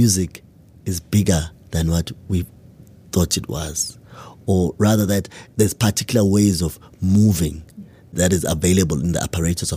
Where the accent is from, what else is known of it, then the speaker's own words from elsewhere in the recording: Matateni, KwaZulu-Natal, South Africa; in the environment I grew up in Matateni, in KwaZulu-Natal